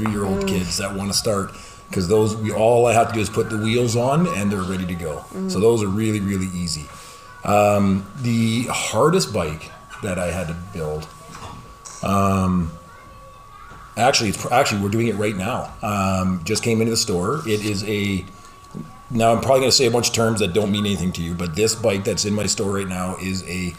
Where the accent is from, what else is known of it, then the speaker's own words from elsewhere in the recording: Lloydminster, Canada; I'm from Lloydminster, born and raised in Lloydminster.